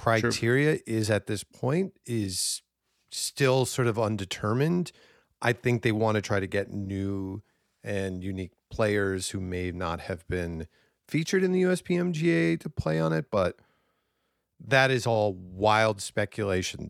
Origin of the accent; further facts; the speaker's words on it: Minnesota, United States; growing up in Minnesota